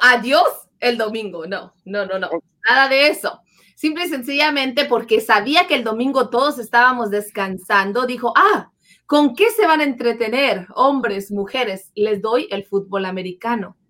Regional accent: Mexico; now in United States; nosotros que somos mexicanos

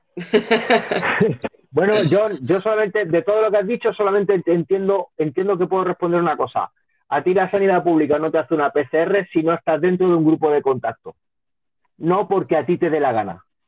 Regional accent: Linares, Andalusia, Spain; also born or lived in Barcelona; Yo soy de Linares, yo te estoy hablando de Linares.

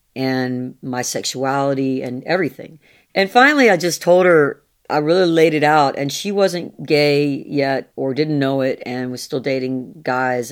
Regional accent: the American South, United States; I'm a Southerner.

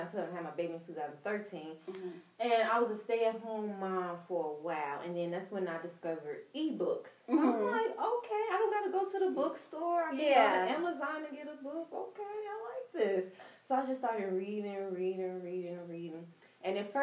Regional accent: Chicago, Illinois, United States; now in Houston, United States; And I'm originally from Chicago, Illinois. I grew up on the south side of Chicago.

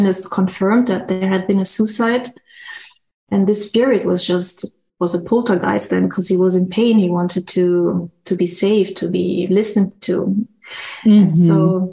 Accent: Germany; moved away; also born or lived in Brazil / Bangkok; I was born there, but I grew up in Germany.

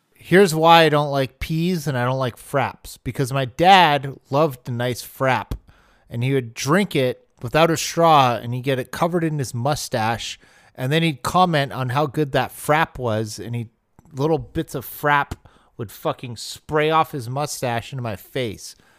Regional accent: Arizona, United States; I grew up in Arizona where every single meat is an all-meat burrito

